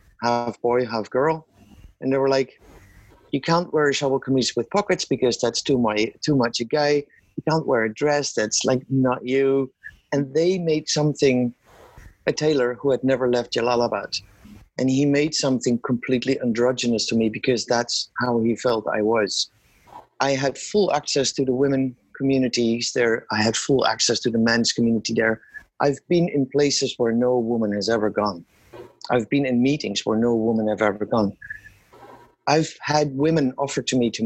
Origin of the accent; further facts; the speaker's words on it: Netherlands; moved away as an adult; also born or lived in Kenya / Afghanistan; I was born and raised in the Netherlands